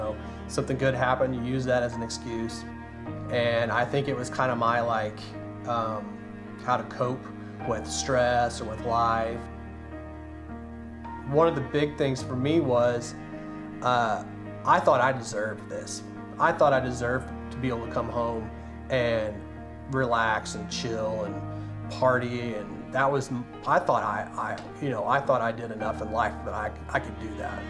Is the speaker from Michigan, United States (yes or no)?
yes; Owosso, Michigan, United States; I grew up in Owosso